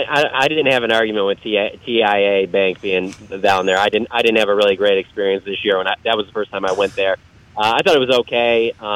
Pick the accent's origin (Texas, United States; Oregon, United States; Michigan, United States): Michigan, United States; Detroit; moved away; I'm originally from Detroit.